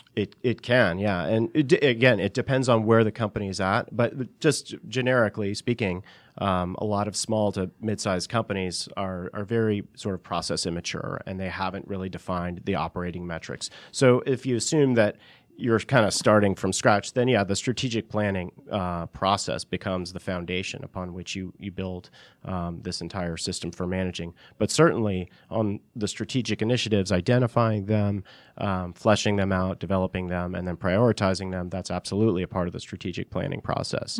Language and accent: English; Northeast, United States; moved away as an adult; also born or lived in California; I'm from the Northeast originally.